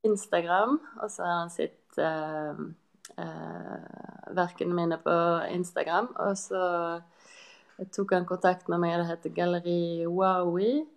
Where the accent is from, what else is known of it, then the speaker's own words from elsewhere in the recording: Kvinnherad, Vestland, Norway; i heimkommunen min, Kvinnerad, like ved Bergen